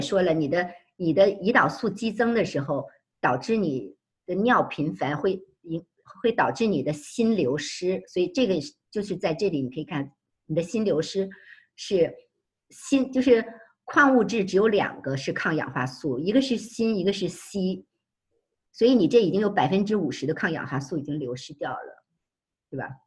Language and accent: Chinese; Beijing, China; now in United States; 我们北京人